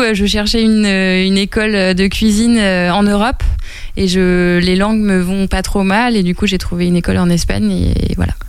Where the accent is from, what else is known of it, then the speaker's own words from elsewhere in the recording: Angers, Pays de la Loire, France; moved away as an adult; also born or lived in Paris; c'est ma ville natale. Euh, je suis partie d'Angers, j'avais 18 ans